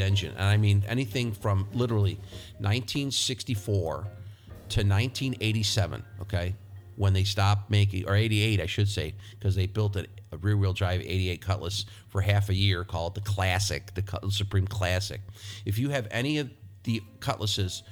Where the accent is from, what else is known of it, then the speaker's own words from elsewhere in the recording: Rochester, New York, United States; my hometown of Rochester, New York